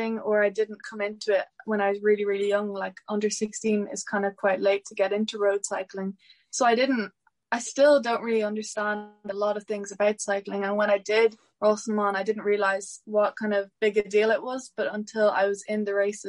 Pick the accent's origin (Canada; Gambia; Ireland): Ireland; Mount Leinster; I'm from Mount Leinster